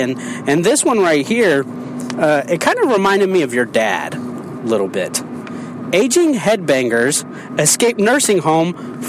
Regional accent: Indianapolis, Indiana, United States; he's actually from my hometown. He's from Indianapolis.

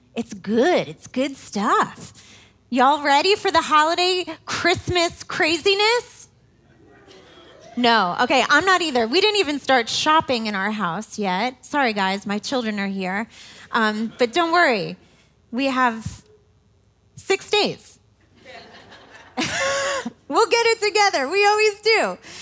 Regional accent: New York City, New York, United States; now in Indiana, United States; I am not a Hoosier girl. I am a New York City girl

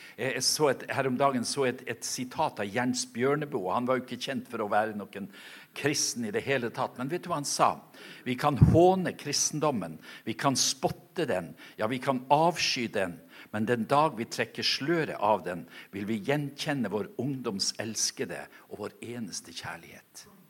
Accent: Norway; moved away; ute på øya der jeg kommer ifra

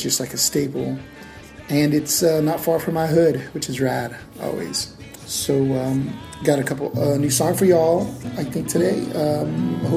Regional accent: El Paso, Texas, United States; now in San Diego, United States; I'm actually originally from the West Texas town of El Paso

